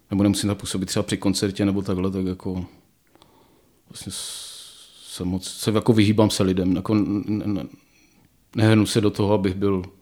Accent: Ostrava, Moravian-Silesian Region, Czechia; moved away as an adult; Já nevím, no tak já jsem z Ostravy jsem odešel proto, protože jsem si říkal, že tam asi No vzhledem k tomu, že všichni eh, spolužáci z vyšších ročníků šli do Prahy za kariérou

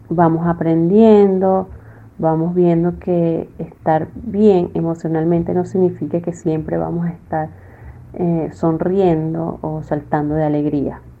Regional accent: Venezuela; moved away; yo me vine enferma de Venezuela y bueno, gracias a Dios ya estoy sana aquí con el tratamiento que me han dado

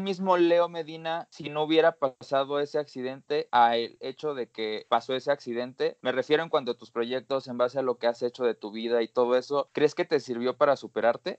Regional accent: Acámbaro, Guanajuato, Mexico; moved away as an adult; De ahí somos aquí los tres.

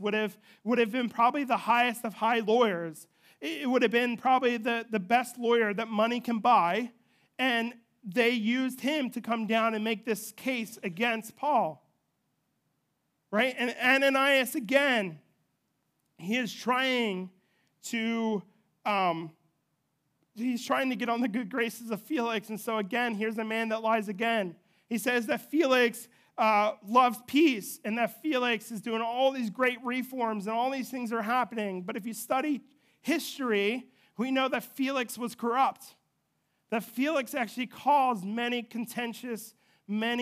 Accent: United States

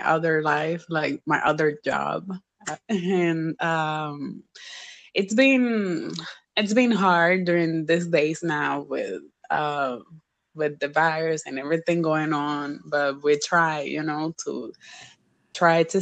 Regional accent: Dominican Republic; I'm from the Dominican Republic

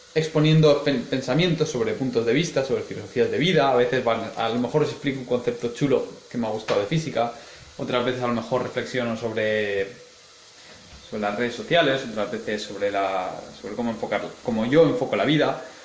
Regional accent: Elche, Valencian Community, Spain; moved away as an adult; now in Heidelberg, Germany; nací en Elche, estudié cuatro años de física en Valencia

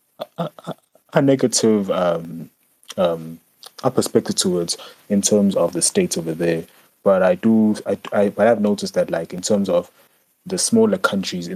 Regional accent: South Africa; I am from South Africa

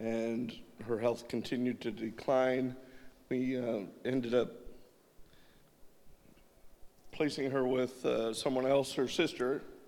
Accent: California, United States; moved away as an adult; We come to you from California

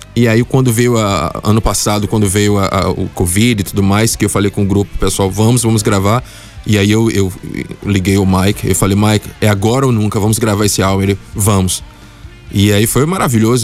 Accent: Bahia, Brazil; now in Luxembourg; na Bahia, de onde, de onde eu venho

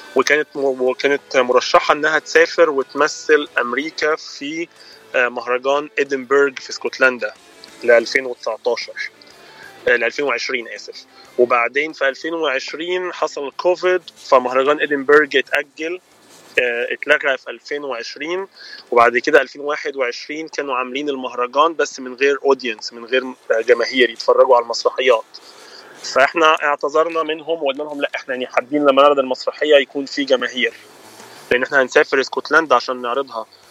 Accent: Egypt; accent: Egyptian; moved away as an adult; انا من مصر وبقالي انا جيت هنا نوفمبر 2012

